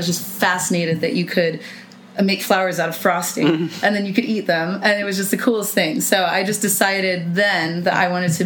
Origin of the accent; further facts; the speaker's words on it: Napa, California, United States; moved away as an adult; also born or lived in San Luis Obispo / Los Angeles; my hometown of Napa